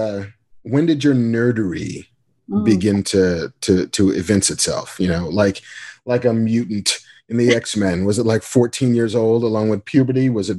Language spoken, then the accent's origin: English; New York, United States; And I grew up in New York. And so all of those strong accents collided and have resulted in just neutrality.